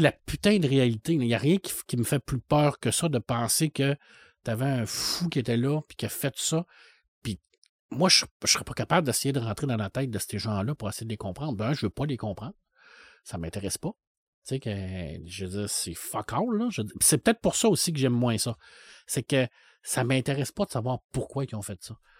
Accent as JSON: {"language": "French", "town": "Saguenay", "region": "Quebec", "country": "Canada", "tie": "born or raised there", "said": "quand j'étais jeune, au Saguenay"}